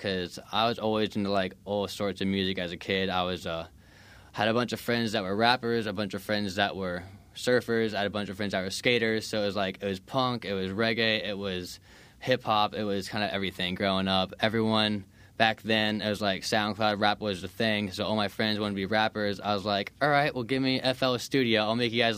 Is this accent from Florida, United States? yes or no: yes; Florida, United States; also born or lived in Colorado; I grew up here in Florida